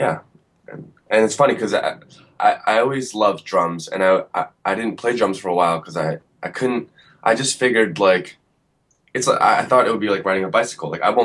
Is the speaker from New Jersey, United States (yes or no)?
yes; Woodbridge, New Jersey, United States; I actually grew up in Central Jersey, like Woodbridge area, Middlesex County, like suburban Jersey